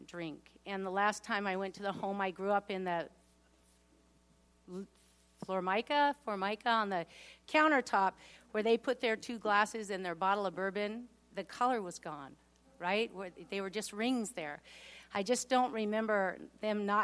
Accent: Washington, United States; I'm actually the youngest of 5 kids. And we grew up in Washington, and we actually had a lot of privileges. We lived right near Lake Washington

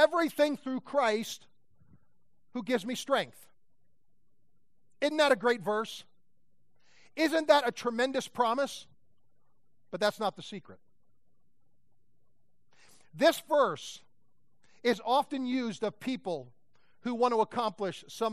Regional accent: Pennsylvania, United States; I grew up in Pennsylvania with a floodlight looking for deer

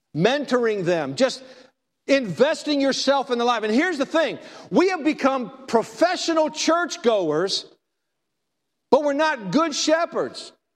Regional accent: Texas, United States; I'm from Texas.

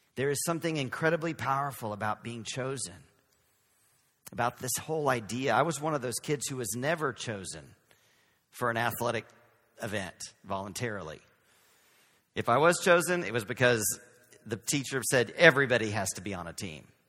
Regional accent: Texas, United States; accent: Southern; now in San Francisco, United States; So we are from Texas. We're from the South.

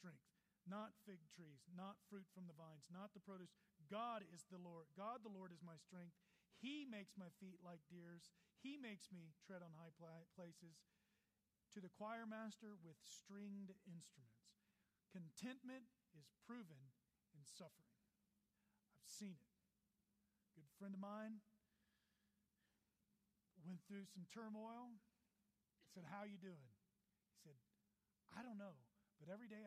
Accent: Texas, United States; now in Colorado, United States; I'm from Texas, so I love the great state of Texas.

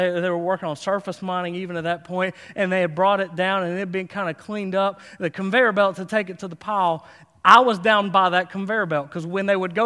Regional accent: Harlan County, Kentucky, United States; moved away; my hometown, Harlan County, USA

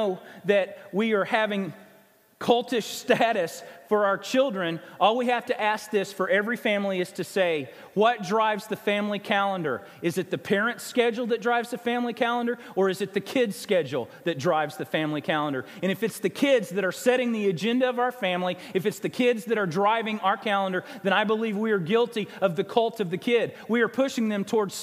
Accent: Springfield, Missouri, United States; now in Arkansas, United States; whether I'm in Arkansas, where my home is, my hometown of Springfield, Missouri

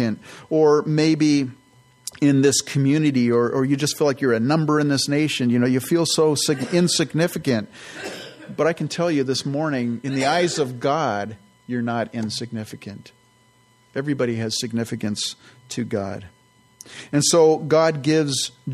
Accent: San Jose, California, United States; also born or lived in Campbell, California; I grew up in the San Francisco Bay Area and grew up in the South Bay, in San Jose, actually, Campbell, and then in San Jose

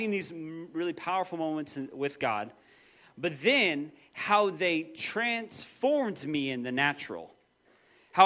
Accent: Moses Lake, Washington, United States; moved away as an adult; also born or lived in Portland; I grew up in Moses Lake and then went to Bible college for a few years.

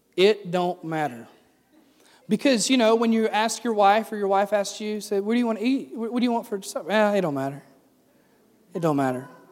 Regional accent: the South, United States; I'm from the South

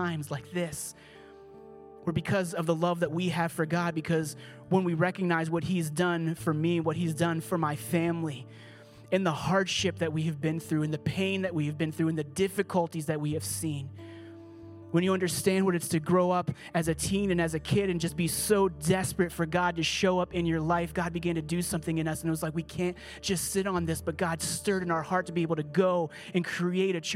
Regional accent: Pittsburgh, Pennsylvania, United States; I grew up here. I'm from Pittsburgh.

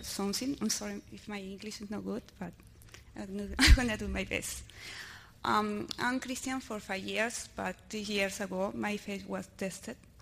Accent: Miami, Florida, United States; English is a second language; I'm from Miami.

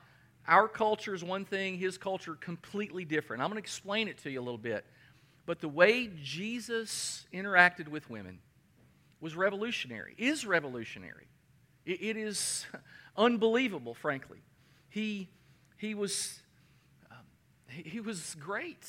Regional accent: Danville, Kentucky, United States; my hometown, Danville, Kentucky.

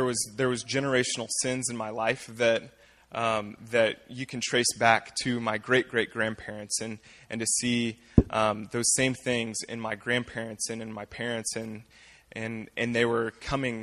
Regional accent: Fort Scott, Kansas, United States; I was born and raised here in Fort Scott

